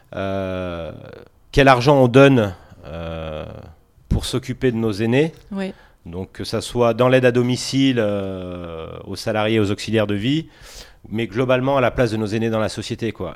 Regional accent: Grenoble, Auvergne-Rhône-Alpes, France; Je suis de Grenoble, oui. Ok. Né à la tronche comme une grosse, une grosse partie des Grenoblois

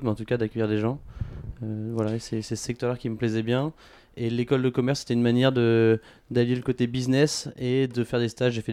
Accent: Paris, Île-de-France, France; j'ai 25 ans, je suis parisien. Euh, pas depuis toujours parce que je suis fils de militaire donc on a pas mal bougé.

